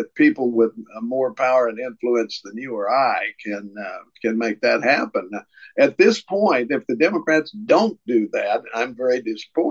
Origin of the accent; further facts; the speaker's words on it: Tennessee, United States; my hometown senator, Marsha Blackburn